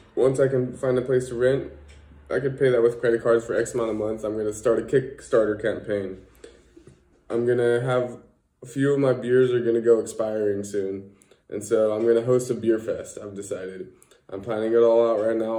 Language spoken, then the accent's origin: English; California, United States; moved away as an adult; now in Netherlands; to go see my family out back in California